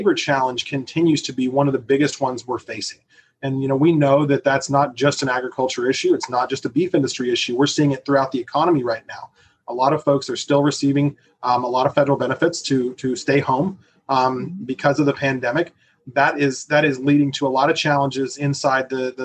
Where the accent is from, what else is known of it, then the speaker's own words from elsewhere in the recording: Arizona, United States; I'm from Arizona